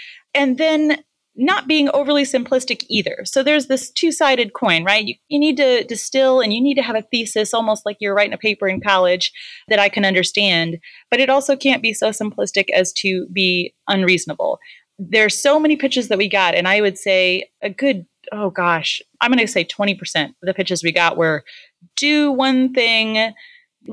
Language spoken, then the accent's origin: English; Midwest, United States; I'm from the Midwest